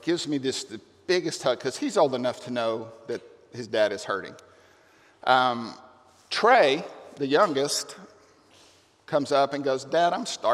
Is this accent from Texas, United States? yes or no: yes; Lamesa, Texas, United States; I grew up in La Mesa, Texas, 60 miles south of Lubbock